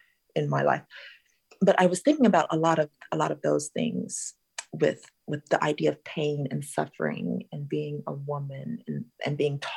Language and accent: English; Southern California, United States; my SoCal childhood